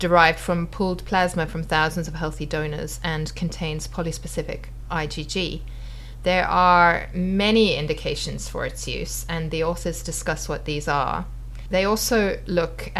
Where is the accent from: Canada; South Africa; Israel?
South Africa; moved away; When I was young, I grew up in South Africa